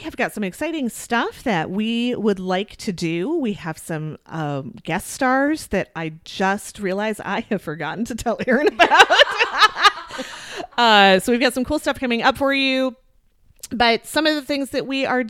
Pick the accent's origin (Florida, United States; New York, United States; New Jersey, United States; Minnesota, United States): Minnesota, United States; Edina; Southdale Mall in Edina, my hometown